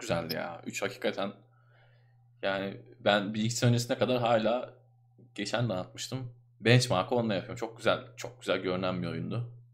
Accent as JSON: {"language": "Turkish", "region": "Ankara", "country": "Turkey", "tie": "born or raised there", "said": "ben doğma büyüme Ankaralıyım"}